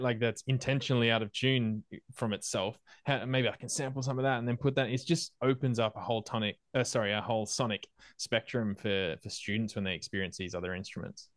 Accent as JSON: {"language": "English", "country": "Australia", "also_born_or_lived": "Malaysia / Argentina", "moved": "as an adult", "said": "me as an Australian moving to Malaysia, I am new to that place."}